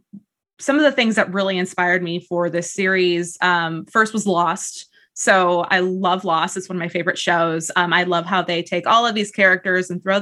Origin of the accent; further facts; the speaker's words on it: California, United States; I grew up in the Southgate area of Yosemite. So a lot of my inspiration, for novels that I was writing 10 years ago, plus Briardark, came from that, the Sierra Nevadas.